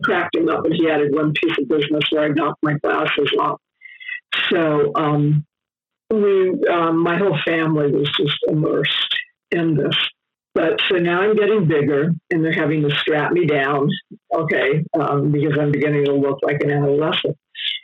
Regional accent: Los Angeles, California, United States; I was raised in Hollywood

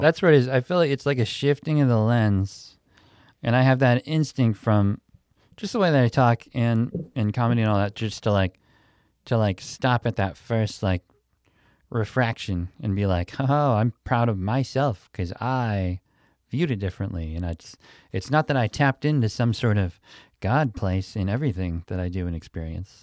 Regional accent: Pittsburgh, Pennsylvania, United States; moved away; I grew up in Pittsburgh when I was a little kid

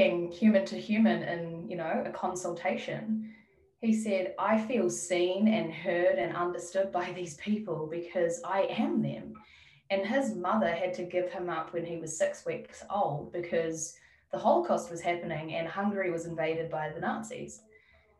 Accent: New Zealand; now in Melbourne, Australia; my family back in New Zealand. I don't see myself living in my hometown

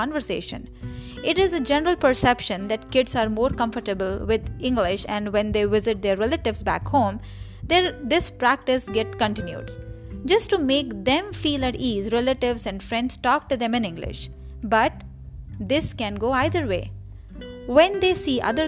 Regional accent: Kanpur, Uttar Pradesh, India; first language Marathi; English is a second language; moved away; also born or lived in Maharashtra; originally I'm from Maharashtra and I'm born and raised in Kanpur.

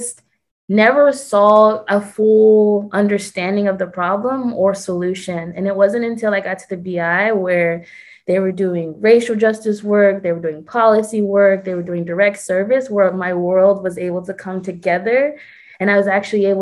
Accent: Aurora, Colorado, United States; I grew up in Aurora, Colorado

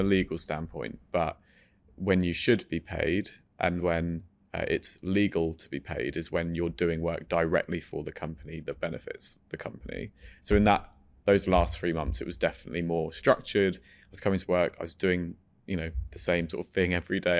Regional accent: Farnham, South East England, United Kingdom; also born or lived in France; we're from Surrey

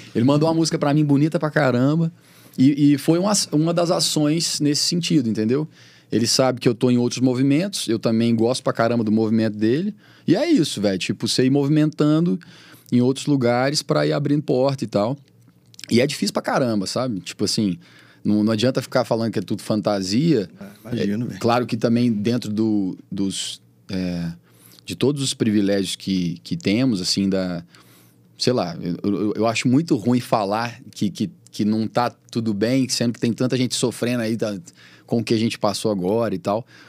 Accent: Patos de Minas, Minas Gerais, Brazil; now in Belo Horizonte, Brazil; eu nunca esqueço de onde eu sou, entendeu? Eu tô sempre em Patos, que é minha casa

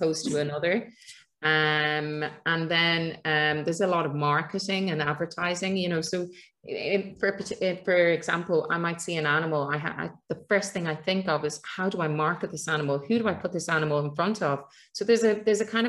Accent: Ireland; being Irish

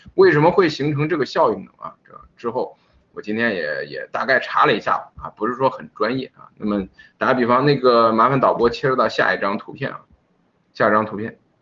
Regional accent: Henan, China; 作为一个河南人

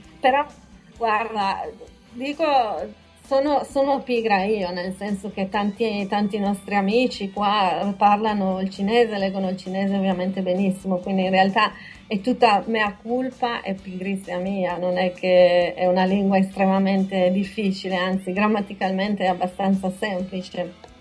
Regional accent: Buttrio, Friuli-Venezia Giulia, Italy; moved away as an adult; also born or lived in Shanghai, China; now in Taiwan; io vengo da un paese, io sono nata a Butrio

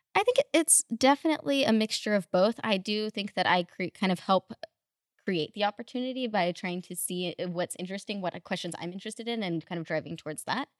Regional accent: Russia; also born or lived in Houston, Texas, United States; now in Los Angeles, United States; originally from Russia, then moved to Houston, then moved to L A.

